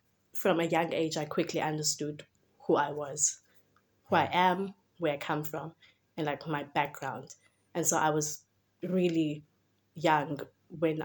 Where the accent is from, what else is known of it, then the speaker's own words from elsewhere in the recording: Cape Town, Western Cape, South Africa; So I was born and raised in the Western Cape, specifically Ekhayelitsha, is where I grew up.